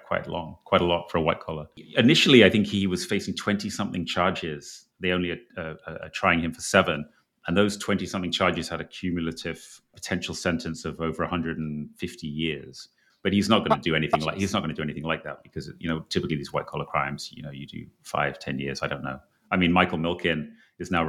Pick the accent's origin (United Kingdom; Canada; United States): United Kingdom; England; I'm from England